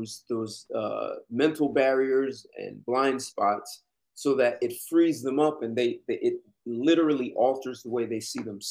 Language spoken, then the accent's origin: English; New Jersey, United States; I was born in New Jersey.